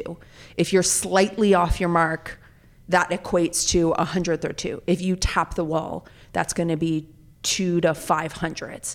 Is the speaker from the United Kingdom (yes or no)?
no; Calgary, Alberta, Canada; moved away; I grew up in Calgary, Alberta, Canada